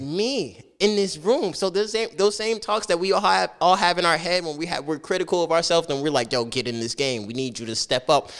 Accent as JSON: {"language": "English", "town": "Piscataway", "region": "New Jersey", "country": "United States", "tie": "born or raised there", "also_born_or_lived": "Plainfield, New Jersey", "said": "Piscataway was it though"}